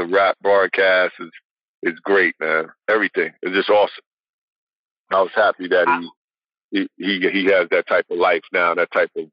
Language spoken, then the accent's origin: English; New York, United States; I'm from New York